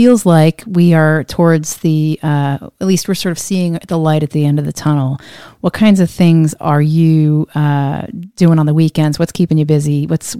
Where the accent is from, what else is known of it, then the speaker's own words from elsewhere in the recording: Ocean Township, New Jersey, United States; now in Washington, D.C., United States; I was an Asbury Park kid. I grew up in Ocean Township, which was right next door to Asbury Park.